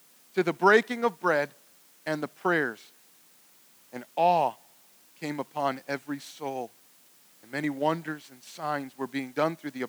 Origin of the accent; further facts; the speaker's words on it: Cleveland, Ohio, United States; I'm also from Cleveland